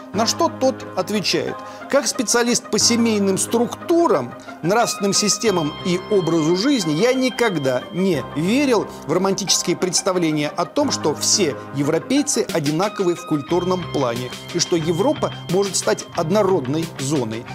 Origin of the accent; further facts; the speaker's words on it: Russia; Ну, из России